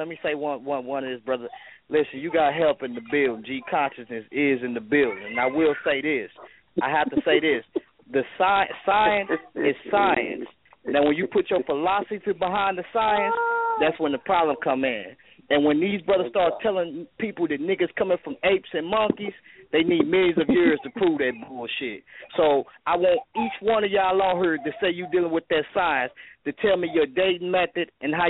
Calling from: St. Louis, Missouri, United States; I'm calling from St. Louis, man.

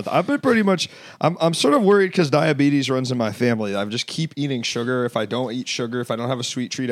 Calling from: Los Angeles, California, United States; I'm calling from Los Angeles.

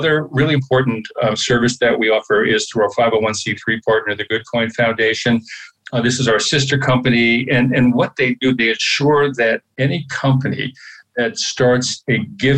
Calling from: Philadelphia, Pennsylvania, United States; I am in Center City, Philadelphia.

